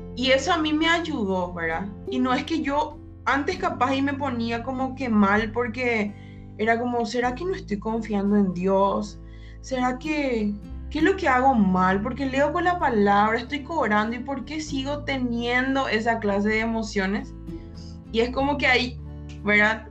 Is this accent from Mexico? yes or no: no; Paraguay; soy de Paraguay